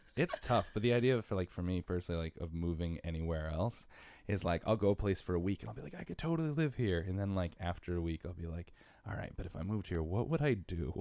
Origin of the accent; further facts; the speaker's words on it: Bridgeport, Connecticut, United States; moved away as an adult; also born or lived in Stratford, Connecticut; now in New York City, United States; I'm from Bridgeport and Stratford. Spent half my life in Bridgeport, half my life in Stratford